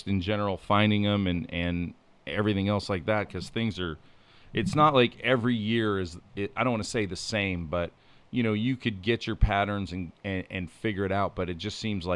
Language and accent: English; Pennsylvania, United States; I grew up in Pennsylvania, so I'm very versed in Pennsylvania.